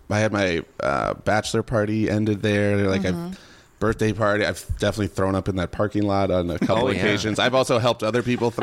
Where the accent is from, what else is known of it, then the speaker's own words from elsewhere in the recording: Hopkins, Minnesota, United States; I grew up in, I'm a Minnesotan, born and raised. I grew up in Hopkins, which is a little western suburb.